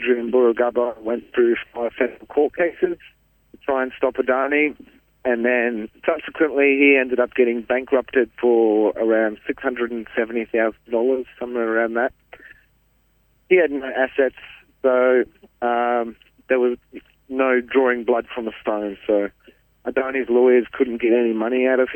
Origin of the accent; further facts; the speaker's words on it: central Queensland, Australia; I'm from the Wangan and Jagalingou people from central Queensland